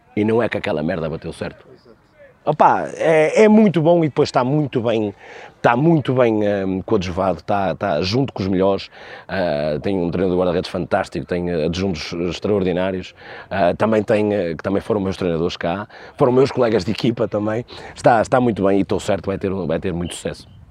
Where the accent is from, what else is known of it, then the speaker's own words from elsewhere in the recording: Cesar, Aveiro District, Portugal; also born or lived in São João da Madeira; tenho o clube da minha terra, que é o Cesarense, que foi onde eu cresci, onde eu nasci, onde eu aprendi tudo